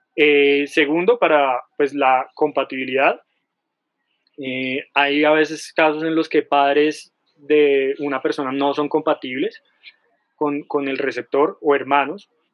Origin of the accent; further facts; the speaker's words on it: Colombia; en Colombia todos los colombianos tenemos derecho